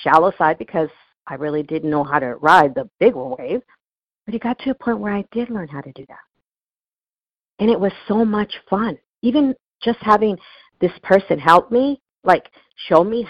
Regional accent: Newport Beach, California, United States; I grew up in Newport Beach, California

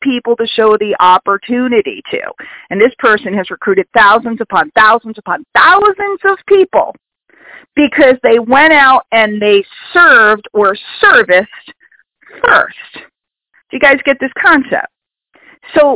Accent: New York City, New York, United States; I grew up in New York City

